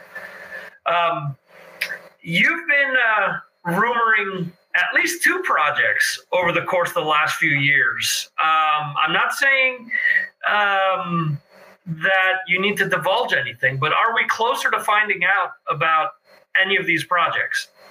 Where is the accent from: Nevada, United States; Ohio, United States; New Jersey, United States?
New Jersey, United States; Dover; growing up in Morris County in, in Dover, we had our fireworks every year